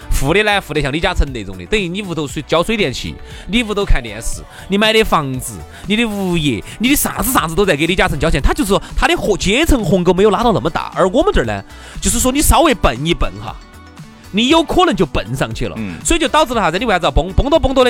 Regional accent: Chengdu, Sichuan, China; 我们成都人

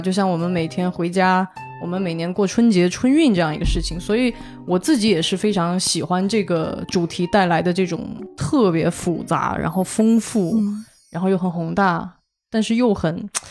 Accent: Guizhou, China; 因为我是贵州人

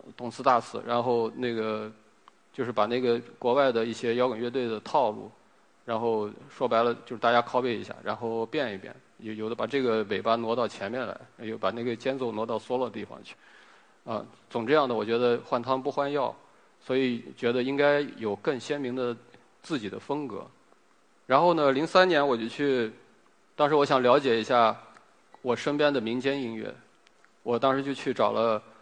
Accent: Yinchuan, Ningxia, China; also born or lived in Wenling, Zhejiang; 从小我是在浙江，在一个浙江温岭的一个小镇上出生，然后长到七岁。我七岁之后呢，到了银川

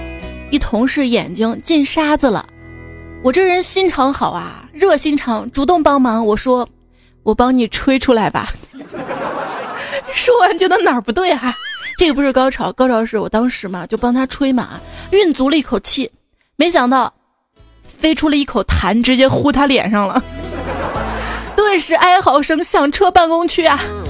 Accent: China; 我说不是听出来的，我们中国人不戴绿颜色的运动帽。

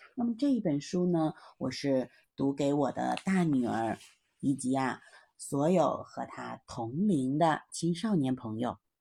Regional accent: China; 我们中国人呢，都一直奉行勤俭持家

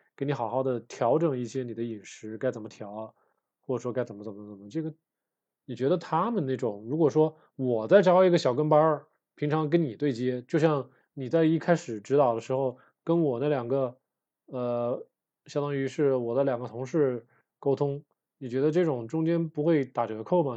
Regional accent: Wuhan, Hubei, China; 我也算是北方人嘛，这个小时候在武汉长大，就是吃面长大的呀

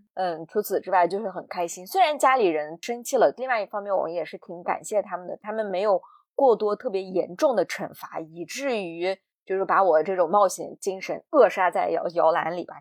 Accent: Xinjiang, China; 在我们新疆啊，女士生完孩子坐月子都是在自己妈妈家

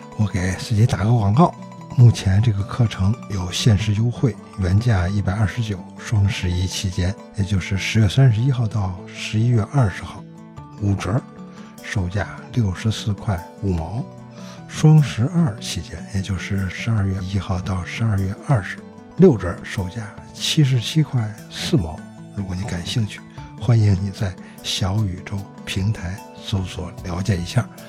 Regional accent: Beijing, China; 我记得我小时候在大街上还经常能够看到 嗯 题字啊， 嗯 店铺题字， 嗯 北京市百货大楼

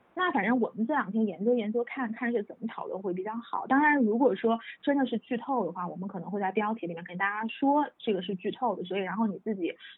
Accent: China; 作为一个中国人

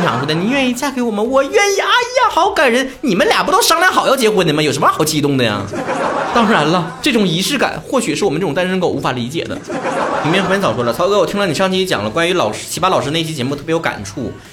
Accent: China; 像我们中国人如果生气了

